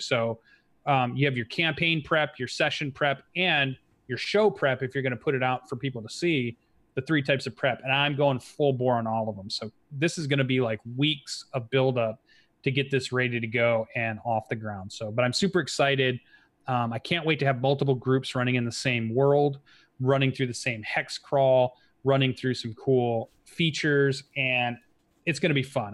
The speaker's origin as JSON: {"language": "English", "town": "Kalamazoo", "region": "Michigan", "country": "United States", "tie": "born or raised there", "said": "somebody you know from my hometown"}